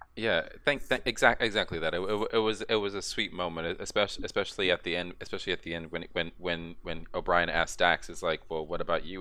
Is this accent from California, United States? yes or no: no; Texas, United States; I'm a Texan